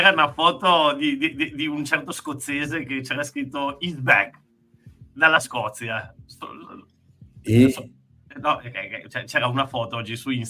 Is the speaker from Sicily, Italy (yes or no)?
no; Treviso, Veneto, Italy; also born or lived in Turin, Italy; now in Barcelona, Spain; Ah, viviamo tutti e tre a Barcellona, ma io sono cresciuto a Treviso anche se sono nato a Torino.